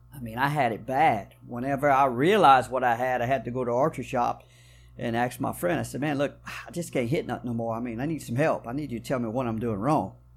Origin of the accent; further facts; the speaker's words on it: South Louisiana, United States; I was born and raised right here in South Louisiana, y'all probably can tell from a little bit of my accent